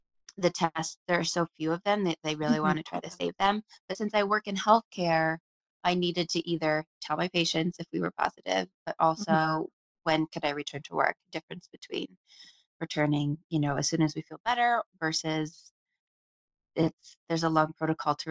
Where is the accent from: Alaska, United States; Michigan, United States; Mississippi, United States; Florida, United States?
Alaska, United States; Anchorage; moved away as an adult; also born or lived in Tacoma, Washington / Seattle, Washington / Boston, Massachusetts; now in Bend, United States; I was born and raised in Anchorage, Alaska